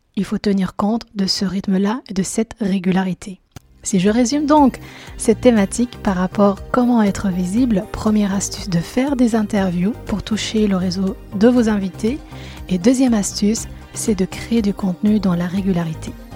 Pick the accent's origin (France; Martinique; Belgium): Belgium; moi je suis belge à la base